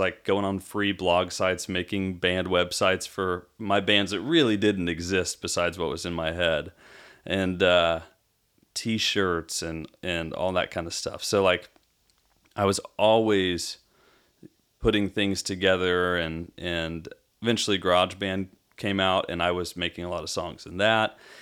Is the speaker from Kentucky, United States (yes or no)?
no; Arizona, United States; now in Franklin, Tennessee, United States; from Arizona, from growing up in Arizona